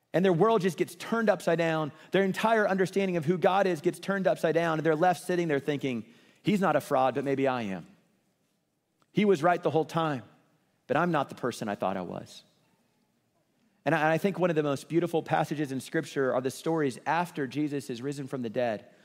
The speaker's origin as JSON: {"language": "English", "town": "Kansas City", "region": "Missouri", "country": "United States", "tie": "born or raised there", "said": "I grew up in Kansas City, and I love Kansas City"}